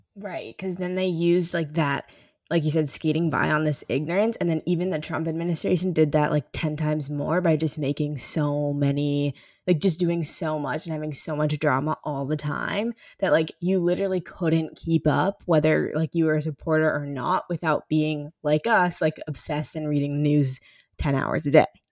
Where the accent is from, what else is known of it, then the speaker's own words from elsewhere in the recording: St. Louis, Missouri, United States; I am from Saint Louis